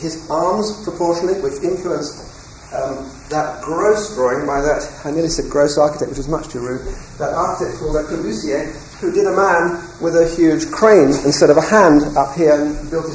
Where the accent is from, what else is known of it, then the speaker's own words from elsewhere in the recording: England, United Kingdom; I'm now talking as an Englishman